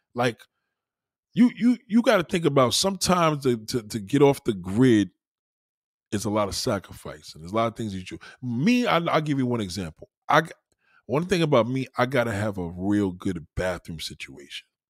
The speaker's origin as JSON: {"language": "English", "region": "New York", "country": "United States", "moved": "as an adult", "lives_now": "South Carolina, United States", "said": "I'm a New Yorker to the bone"}